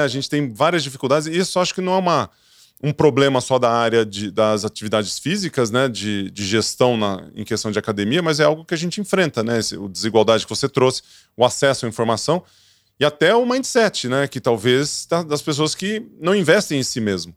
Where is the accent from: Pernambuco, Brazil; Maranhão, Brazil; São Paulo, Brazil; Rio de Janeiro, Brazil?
São Paulo, Brazil; Ituverava; eu sou do interior, viu, Gabriel? Então, tu me acha meio esquisito que eu sou do interior, sou de Tuverava